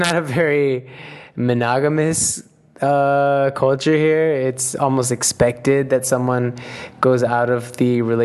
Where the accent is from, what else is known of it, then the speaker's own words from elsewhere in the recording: United States; moved away; I was raised in the United States